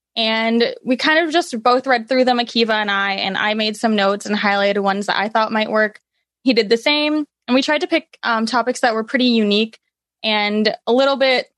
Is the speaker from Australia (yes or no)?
no; Canada; I'm Canadian, which I mean, obviously.